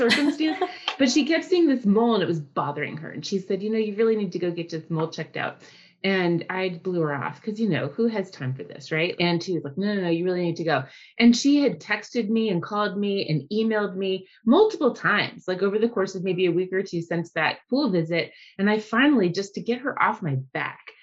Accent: Southern California, United States; accent: Valley girl; moved away as an adult; also born or lived in Boston / Orlando, Florida; I was born in Southern California, and for a few, you know, I'm going to totally date myself, but I'm a Valley girl

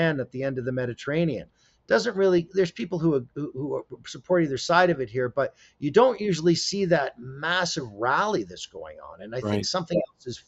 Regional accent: Northern Ontario, Canada; I'm from Northern Ontario

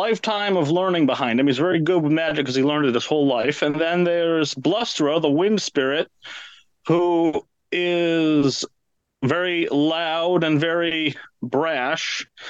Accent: New Hampshire, United States; It was great. I always liked going for hikes in the woods, and my dad used to take me mountain climbing and mountain hiking

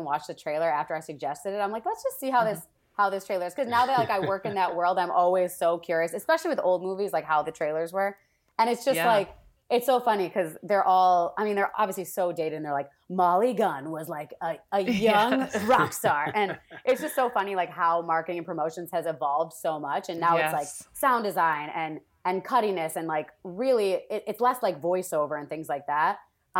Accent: Wisconsin, United States; So, yeah, I moved from Wisconsin, took an internship at ABC, and then literally just stayed there ever since

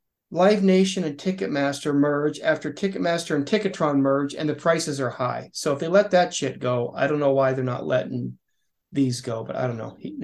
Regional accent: Ireland; as an Irish guy

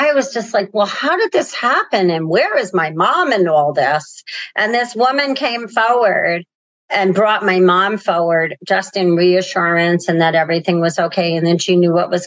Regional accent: Northeast, United States; I'm from the Northeast

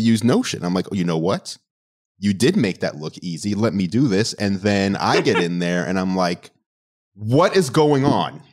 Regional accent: New York City, New York, United States; moved away; Growing up in New York City and having my entire family over there

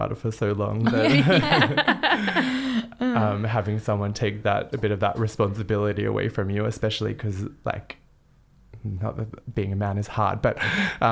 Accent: Canberra, Australian Capital Territory, Australia; I grew up in Canberra in Australia

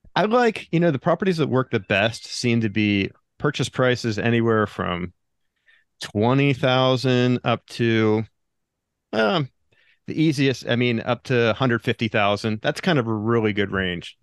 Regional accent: Pennsylvania, United States; moved away as an adult; now in Del Mar, United States; I grew up in Pennsylvania, and I went to college in, in Pennsylvania, Shippensburg University

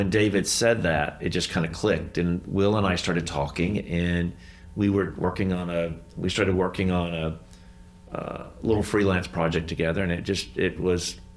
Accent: the South, United States; We're from the South, and so we don't like confrontation.

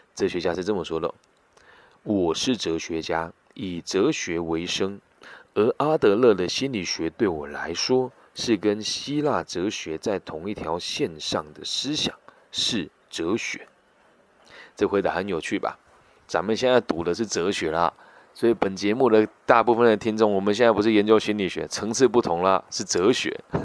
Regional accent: Taiwan; 我是来自台湾的

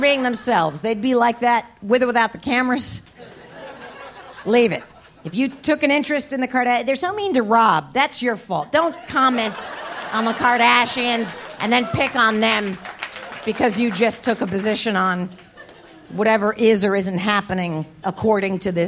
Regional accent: New Jersey, United States; my home state of New Jersey

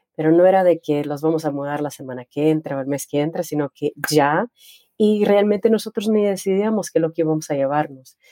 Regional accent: Laredo, Texas, United States; Soy, nací en Laredo, Texas, en Tejana, por sangre. Tengo familia que, es de Texas y mis papás son de México

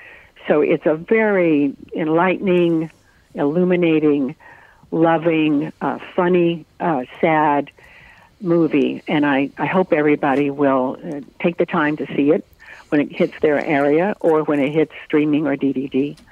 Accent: North Carolina, United States; born there; And I was born in North Carolina, and we lived just all over like that from base to base in that part of the country.

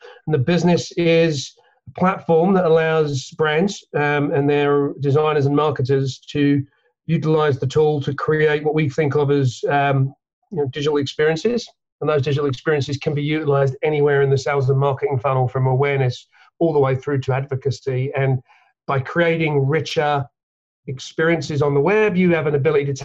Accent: London, United Kingdom; now in Connecticut, United States; I grew up in London, England. You probably picked that up from the accent

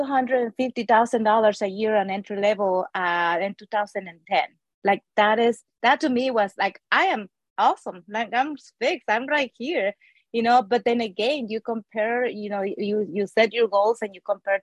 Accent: Mexico City, Mexico; moved away as an adult; also born or lived in Austin, Texas; now in United States; I grew up in Mexico City.

